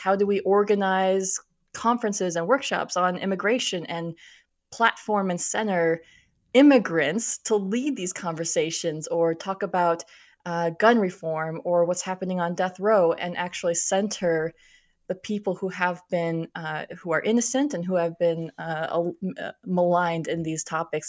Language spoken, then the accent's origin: English; Minnesota, United States; moved away; I grew up in Minnesota, so I am used to the cold